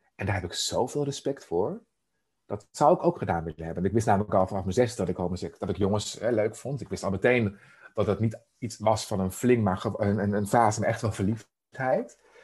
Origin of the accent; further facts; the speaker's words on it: Emmeloord, Flevoland, Netherlands; Ik ben opgegroeid in Emmeloord, de Noordoostpolder